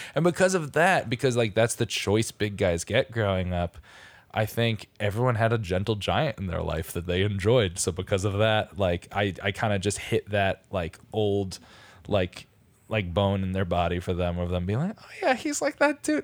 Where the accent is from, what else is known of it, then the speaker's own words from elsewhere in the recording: Stratford, Connecticut, United States; my hometown, Stratford, Connecticut